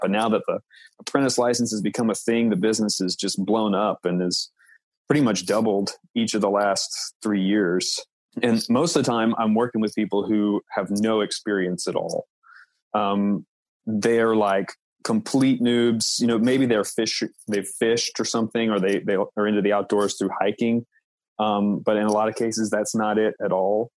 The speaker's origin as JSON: {"language": "English", "town": "Knoxville", "region": "Tennessee", "country": "United States", "moved": "as an adult", "lives_now": "New York City, United States", "said": "living in Tennessee, I'm from Knoxville"}